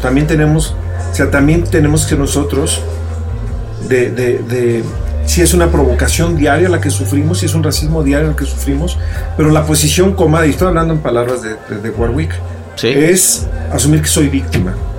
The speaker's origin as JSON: {"language": "Spanish", "region": "Mexico City", "country": "Mexico", "tie": "born or raised there", "said": "crecer en la modelo y ir tanto a la frontera, pues te da un oído."}